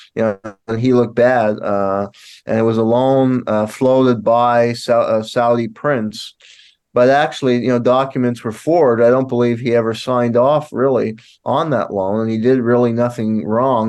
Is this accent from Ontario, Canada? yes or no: no; Montreal, Quebec, Canada; now in Tulsa, United States; I was born in Montreal, Canada